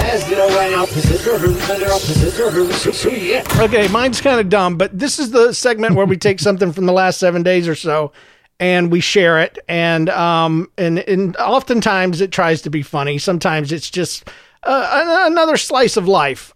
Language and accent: English; St. Louis, Missouri, United States; I'm from Saint Louis